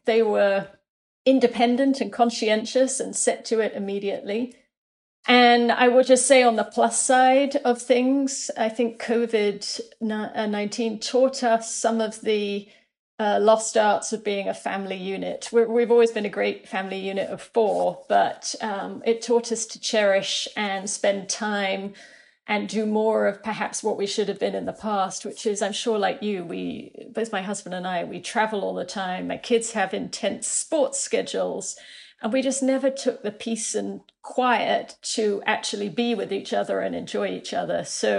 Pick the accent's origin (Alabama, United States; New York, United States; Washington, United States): New York, United States; but certainly as a New Yorker, I think all of us are processing more trauma than you might imagine.